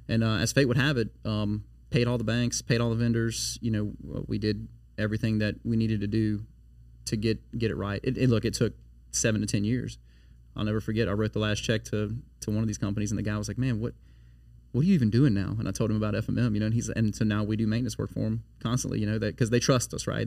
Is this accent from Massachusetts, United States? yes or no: no; Baton Rouge, Louisiana, United States; also born or lived in Livingston Parish; now in Denham Springs, United States; I'm uh, born and raised in Baton Rouge